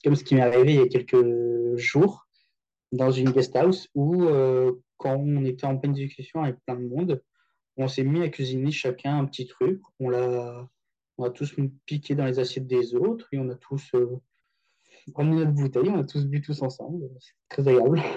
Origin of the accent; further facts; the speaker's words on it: France; moved away as an adult; also born or lived in Paris; now in Tokyo, Japan; notre culture française